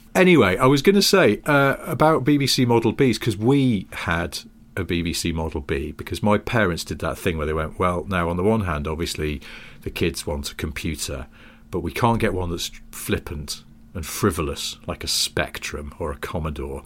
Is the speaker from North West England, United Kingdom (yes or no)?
yes; the Northwest, North West England, United Kingdom; growing up in the Northwest